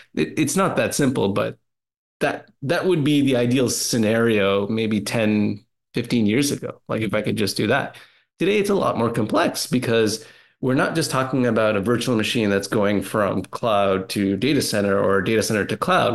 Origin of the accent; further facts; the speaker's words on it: Canada; I'm a Canadian too